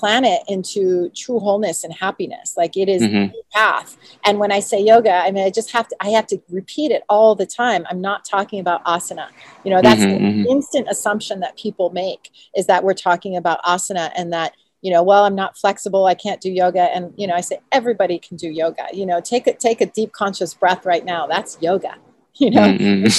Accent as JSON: {"language": "English", "country": "United States", "tie": "born or raised there", "said": "I was born and raised in the United States"}